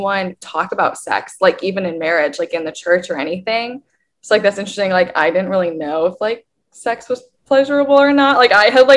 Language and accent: English; Midwest, United States; growing up in the Midwest